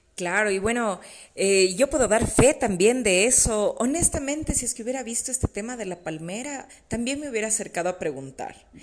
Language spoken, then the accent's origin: Spanish; Quito, Pichincha, Ecuador; las quiteñas, ¿no? Y me incluyo en ese grupo